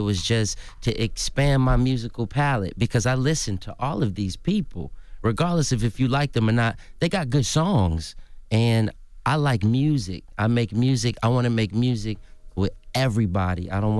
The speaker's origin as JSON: {"language": "English", "town": "Atlanta", "region": "Georgia", "country": "United States", "also_born_or_lived": "New Orleans", "said": "Take me, I'm from Atlanta, Georgia, born in New Orleans."}